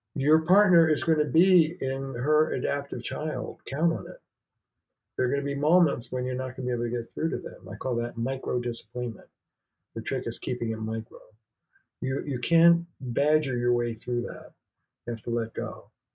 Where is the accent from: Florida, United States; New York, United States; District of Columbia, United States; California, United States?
New York, United States; moved away as an adult; now in Boston, United States; I'm a New Yorker